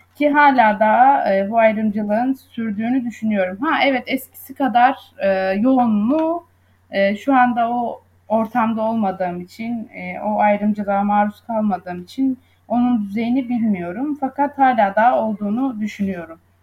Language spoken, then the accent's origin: Turkish; Söke, Aydın, Turkey; moved away as an adult; now in Izmir, Turkey; Aydınlıyım aslen. Söke'de doğdum. İlkokul ve ortaokulu, liseyi Söke'de tamamladım.